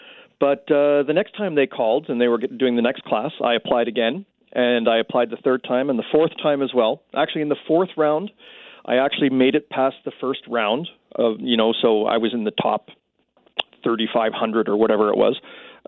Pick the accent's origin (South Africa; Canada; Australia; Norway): Canada; explaining, you know, what I would do as a Canadian astronaut, because we only have a few astronauts